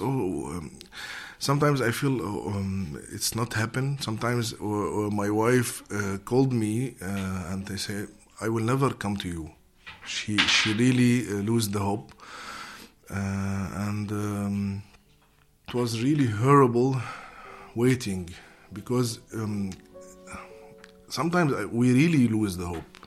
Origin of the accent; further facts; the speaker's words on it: Syria; moved away as an adult; also born or lived in Damascus; now in Netherlands; I am from Syria. Uh, I'm Syrian uh, movie maker.